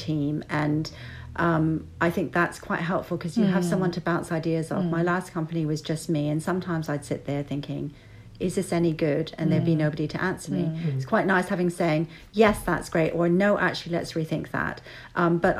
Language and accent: English; Vancouver, British Columbia, Canada; I'm from Vancouver